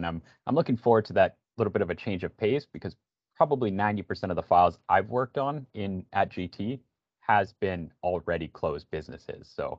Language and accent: English; Regina, Saskatchewan, Canada; moved away as an adult; now in Toronto, Canada; because I'm originally from Regina, Saskatchewan.